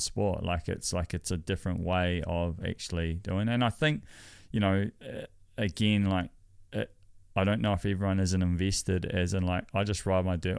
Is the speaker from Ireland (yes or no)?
no; New Zealand; I'm as Kiwi as it gets